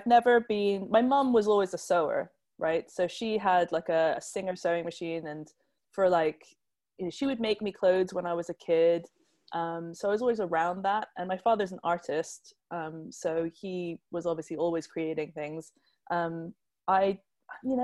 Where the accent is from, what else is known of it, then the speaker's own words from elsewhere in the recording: Hong Kong; moved away as an adult; now in England; I grew up in Hong Kong, where there isn't really a hat scene